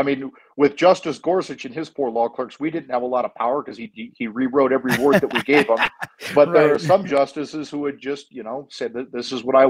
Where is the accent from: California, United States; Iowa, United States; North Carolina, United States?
Iowa, United States; Des Moines; It's MRDDMIA, MRDDMIA, and that's my initials in Des Moines, Iowa, where I'm from. I know I sound like I'm from the Bronx, but I'm from Des Moines.